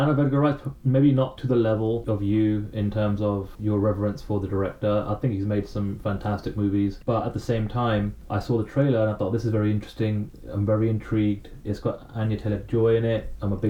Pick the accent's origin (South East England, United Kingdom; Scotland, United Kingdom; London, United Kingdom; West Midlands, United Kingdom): London, United Kingdom; I grew up in London. I know it at the back of my hand